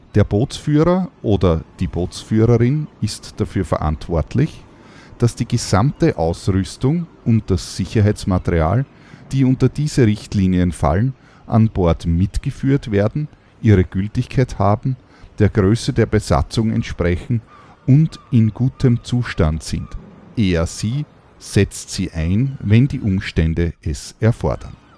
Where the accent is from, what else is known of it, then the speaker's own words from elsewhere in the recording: Austria; bei uns in Österreich